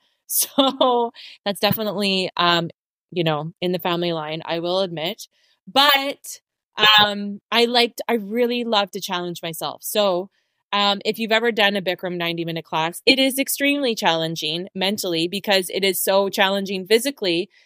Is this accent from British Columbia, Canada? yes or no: yes; Abbotsford, British Columbia, Canada; moved away as an adult; also born or lived in Vancouver; I moved out from Abbotsford when I was 18. I moved to Vancouver